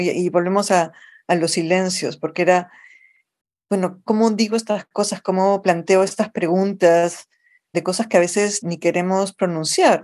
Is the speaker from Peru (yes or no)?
yes; Lima, Peru; accent: Lima Spanish; moved away as an adult; also born or lived in New York, United States; now in United States; una niña creciendo en el Perú en los años 70